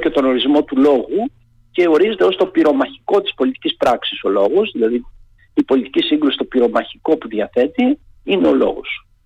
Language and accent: Greek; Peloponnese, Greece; Εγώ είμαι από τη Λακωνία και πίσω από τα βουνά ε, του χωριού μου, όταν ανεβαίναμε και πηγαίναμε τα πρωινά στα χωράφια και είχε καθαρό καιρό, βλέπαμε την Κρήτη.